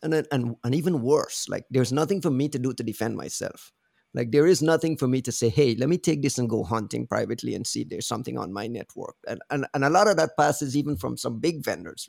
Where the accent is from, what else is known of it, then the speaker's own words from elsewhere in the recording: Guyana; I'm from Guyana